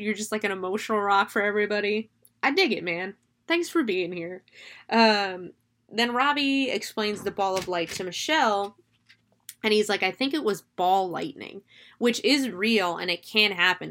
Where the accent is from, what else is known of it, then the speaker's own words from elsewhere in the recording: Florida, United States; I'm from Florida. I'm a swamp kid.